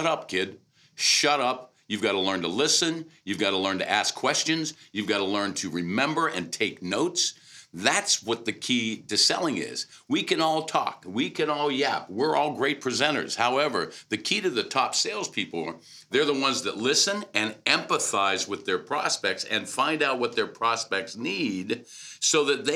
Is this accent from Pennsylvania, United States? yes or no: yes; Pittsburgh, Pennsylvania, United States; I'm originally from Pittsburgh